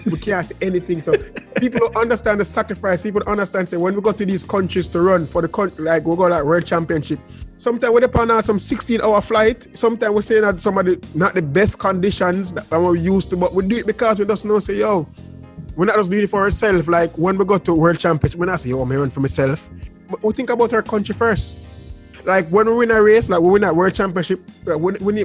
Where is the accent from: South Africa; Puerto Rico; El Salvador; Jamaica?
Jamaica; I'm from Jamaica